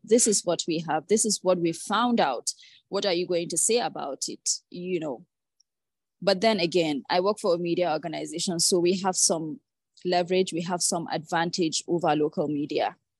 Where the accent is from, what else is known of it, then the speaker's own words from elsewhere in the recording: Nigeria; growing up in Nigeria